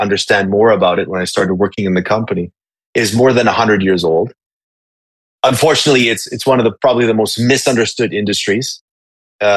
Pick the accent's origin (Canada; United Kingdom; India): Canada; Winnipeg, Manitoba; moved away as an adult; also born or lived in Hong Kong; I'm originally from Winnipeg, Canada